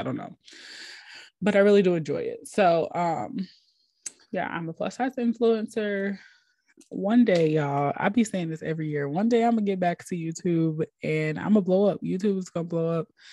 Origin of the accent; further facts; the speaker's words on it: Minnesota, United States; now in Atlanta, United States; I'm originally from Minnesota